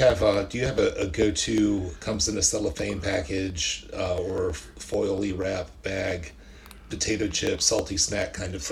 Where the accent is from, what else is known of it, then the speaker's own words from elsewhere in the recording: Hampton, Virginia, United States; moved away; I'm from Hampton originally